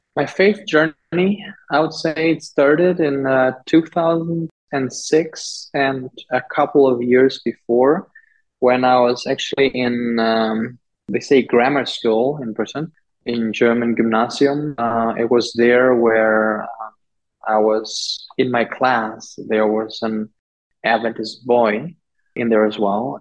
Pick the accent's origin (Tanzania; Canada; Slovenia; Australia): Tanzania; Liwale, Lindi; moved away; the town district where I grew up in Liwale, southern Tanzania